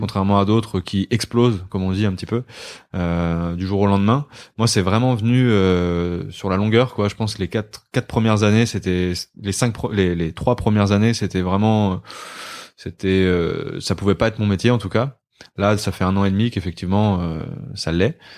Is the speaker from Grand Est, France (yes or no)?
no; Côtes-d'Armor, Brittany, France; moved away as an adult; now in Paris, France; Je viens de euh, Côte d'Armor. J'ai vécu 19, 20 ans là-bas.